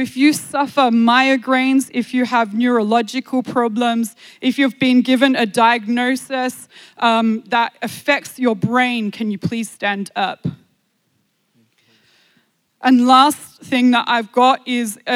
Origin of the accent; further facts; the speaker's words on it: Australia; I am from Australia